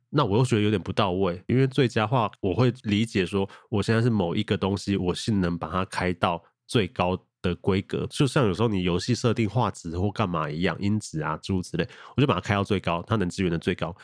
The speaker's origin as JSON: {"language": "Chinese", "country": "Taiwan", "said": "身为台湾人"}